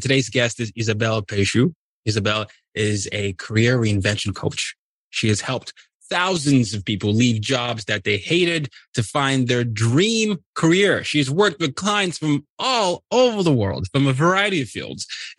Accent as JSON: {"language": "English", "country": "Nigeria", "said": "So I'm from Nigeria. Anyone watching the YouTube can see the Nigerian flag behind me."}